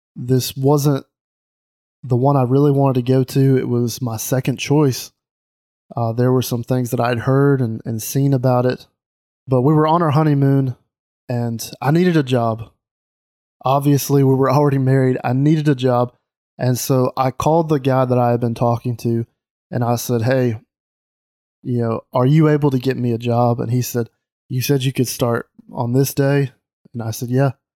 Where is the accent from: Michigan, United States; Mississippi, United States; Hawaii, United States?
Mississippi, United States; moved away as an adult; now in Alabama, United States; I grew up in Mississippi